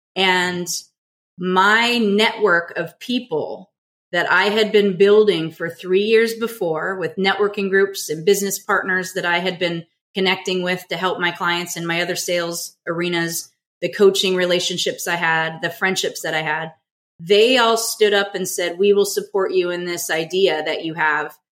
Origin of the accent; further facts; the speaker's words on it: Southern California, United States; also born or lived in Michigan; born and raised in Southern California